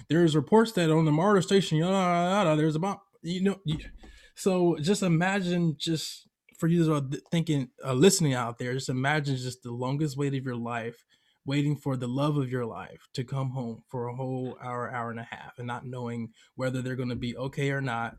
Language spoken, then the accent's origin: English; Atlanta, Georgia, United States; moved away as an adult; now in California, United States; I grew up in Atlanta, Georgia, but heavily in the African American community